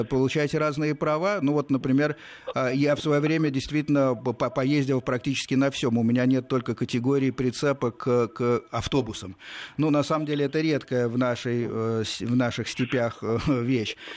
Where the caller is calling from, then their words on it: Mytishchi, Moscow Oblast, Russia; Я из Мытищ.